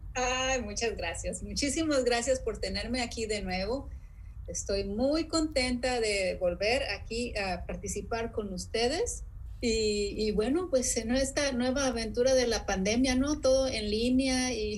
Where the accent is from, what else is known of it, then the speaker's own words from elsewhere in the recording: Sonora, Mexico; la gente con la que yo crecí, en Sonora